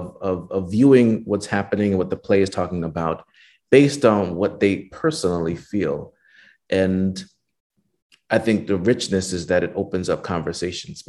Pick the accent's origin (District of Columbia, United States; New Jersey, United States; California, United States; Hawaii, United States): New Jersey, United States; connection to Jersey